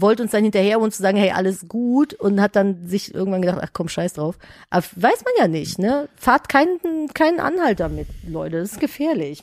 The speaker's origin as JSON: {"language": "German", "town": "Cologne", "region": "North Rhine-Westphalia", "country": "Germany", "tie": "born or raised there", "said": "ich bin ja in Köln groß geworden"}